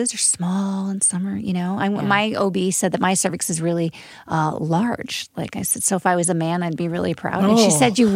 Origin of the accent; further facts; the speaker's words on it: Midwest, United States; I'm from the Midwest